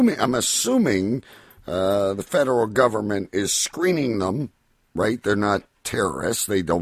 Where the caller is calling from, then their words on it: California, United States; Yes, I am calling from California.